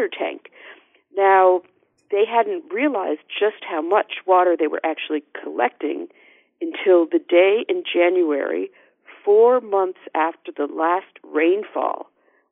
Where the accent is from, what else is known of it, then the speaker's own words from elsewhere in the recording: Northeast, United States; I'm from the Northeast